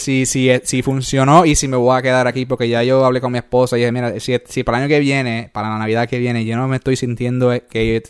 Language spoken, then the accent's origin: Spanish; Puerto Rico; moved away; also born or lived in New York; nosotros somos de ahí, de Puerto eh, Rico